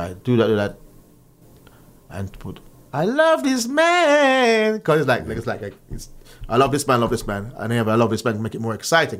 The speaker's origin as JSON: {"language": "English", "town": "Kingston", "country": "Jamaica", "tie": "born or raised there", "said": "growing up in Jamaica, going to church"}